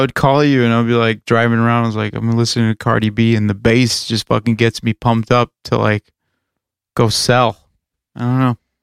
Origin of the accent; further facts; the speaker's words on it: Chicago, Illinois, United States; we're from the Chicago area